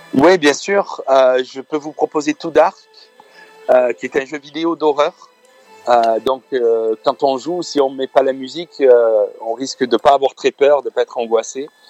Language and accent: French; France; je suis de France. Je I'm a French guy. I was born in France, mais but my parents are from Lebanon